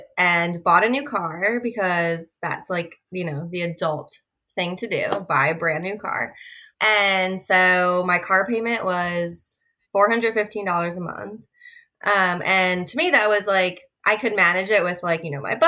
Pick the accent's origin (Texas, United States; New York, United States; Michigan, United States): New York, United States; now in South Carolina, United States; I live in South Carolina, was born and raised in New York